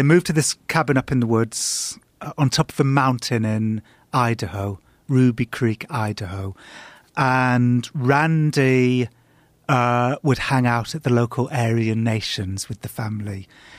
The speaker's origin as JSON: {"language": "English", "region": "England", "country": "United Kingdom", "said": "Yeah, I, as an Englishman, I'm a warrior."}